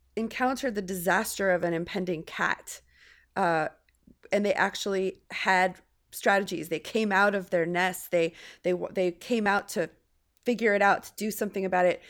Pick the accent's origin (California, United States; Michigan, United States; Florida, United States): California, United States; California girl.